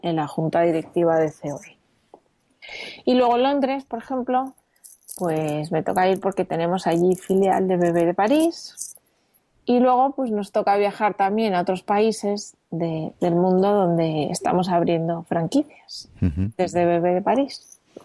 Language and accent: Spanish; Madrid, Community of Madrid, Spain; moved away as an adult; also born or lived in Brussels / United States; now in Barcelona, Spain; soy de Madrid, pero vivo en Barcelona desde que me casé